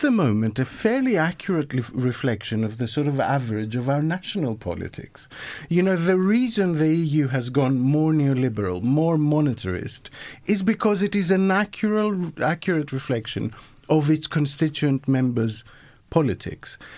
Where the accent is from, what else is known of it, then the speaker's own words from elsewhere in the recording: Greece; In the case of Greece, you know, my home country